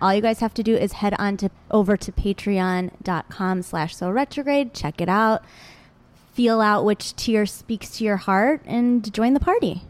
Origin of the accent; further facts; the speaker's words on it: Michigan, United States; growing up in Michigan